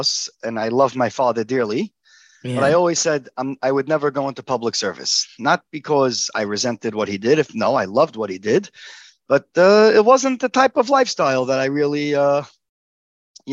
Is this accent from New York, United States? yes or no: yes; New York City, New York, United States; I grew up in Borough Park, Brooklyn.